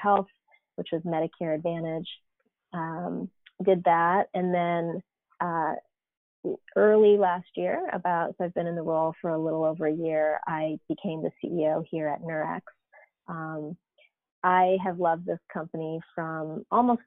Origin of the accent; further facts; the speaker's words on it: East Coast, United States; moved away as an adult; So I grew up on the East Coast actually, and, you know, sort of did my college and went to grad school there